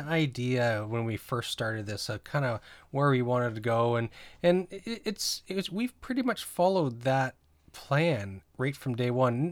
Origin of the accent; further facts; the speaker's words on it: New Brunswick, Canada; also born or lived in Greater Toronto Area; now in Toronto, Canada; I grew up in New Brunswick and th, it was that mentality, and I kinda miss it living here in the G T A.